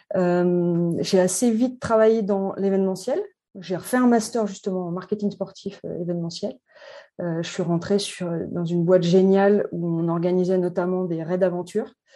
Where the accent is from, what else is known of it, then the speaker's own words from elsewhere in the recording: Annecy, Auvergne-Rhône-Alpes, France; also born or lived in Saint-Étienne / Paris / Vancouver; je suis née à Annecy. J'ai vécu 12 euh, ans, 12 euh, premières années à Annecy, ensuite à Saint-Etienne